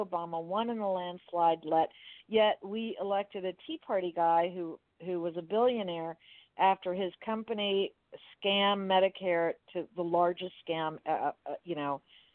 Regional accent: Hialeah, Florida, United States; I grew up in Hialeah

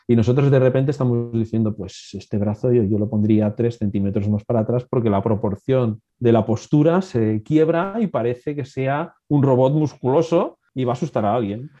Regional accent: Alicante, Valencian Community, Spain; born or raised there

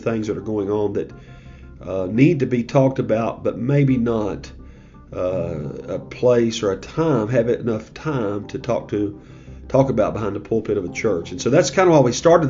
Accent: United States; as an American

